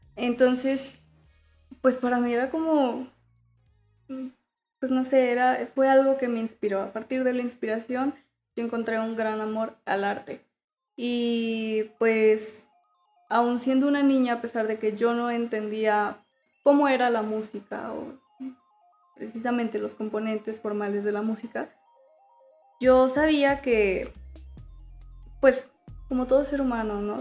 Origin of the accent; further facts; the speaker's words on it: León, Guanajuato, Mexico; soy de aquí de León.